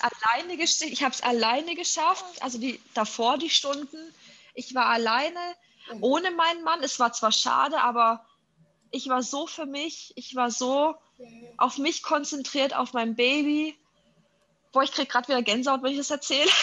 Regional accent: Germany; bei uns in Deutschland

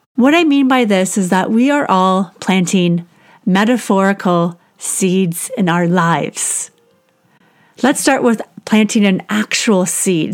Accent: Canada; I'm Canadian and our growing season is just a couple months long

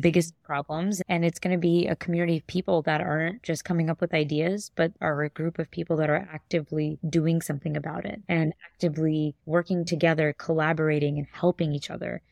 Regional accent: New York City, New York, United States; I love being a native New Yorker, born and brought up in Queens, New York.

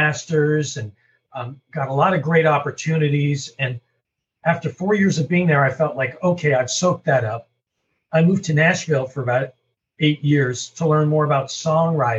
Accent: Canada; moved away; also born or lived in St. Louis; I'm from Canada originally

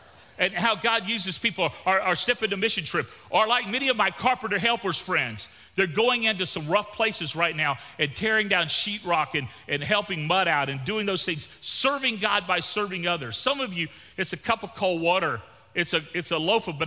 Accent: Gulf Coast of Florida, United States; moved away; also born or lived in Victoria, Texas; I grew up on the Gulf Coast of Florida.

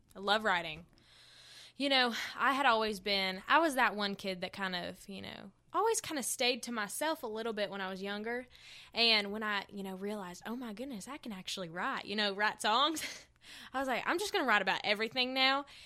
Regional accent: Hendersonville, North Carolina, United States; accent: country; I was born in Hendersonville, North Carolina. I grew up on a farm

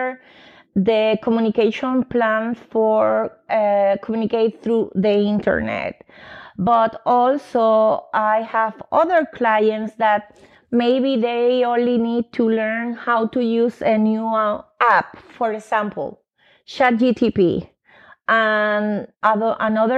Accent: Puerto Rico; English is a second language; moved away as an adult; also born or lived in New York, United States; now in Austin, United States; I am Puerto Rican because I grew up in Puerto Rico, but I born in New York.

